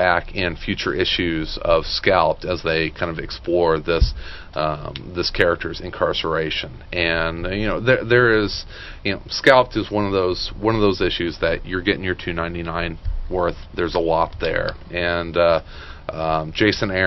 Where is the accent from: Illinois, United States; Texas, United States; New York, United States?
Illinois, United States; Marion; I grew up in Marion, Illinois